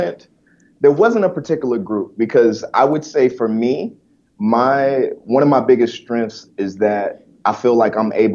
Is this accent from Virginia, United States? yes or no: no; Detroit, Michigan, United States; also born or lived in Omaha, Nebraska; I was born in Omaha, Nebraska. And, you know, that's because my parents were in the military. Then my parents got divorced, and then I got shipped up to Detroit to stay with my mom.